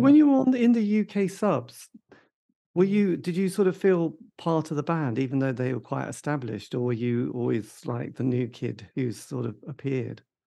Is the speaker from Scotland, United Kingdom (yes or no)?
no; East Anglia, East of England, United Kingdom; I come from East Anglia, the depths of the countryside